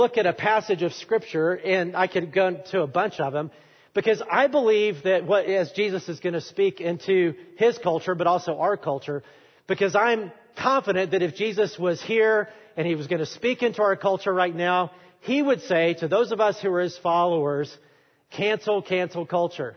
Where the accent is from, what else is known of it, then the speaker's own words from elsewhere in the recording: Alabama, United States; I am from Alabama